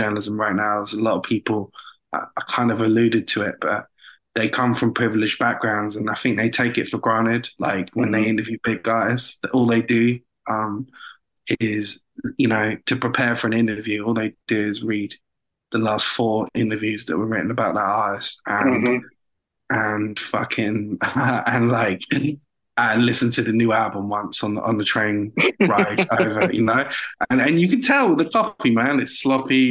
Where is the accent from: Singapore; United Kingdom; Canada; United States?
United Kingdom; accent: British; my British accent.